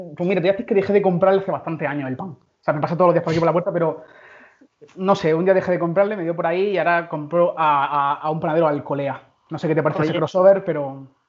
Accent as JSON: {"language": "Spanish", "town": "Berja", "region": "Andalusia", "country": "Spain", "tie": "born or raised there", "also_born_or_lived": "El Ejido", "moved": "as an adult", "lives_now": "Madrid, Spain", "said": "yo nací en una barriada del, del Ejido, pero desde muy pequeño vivo en Berja"}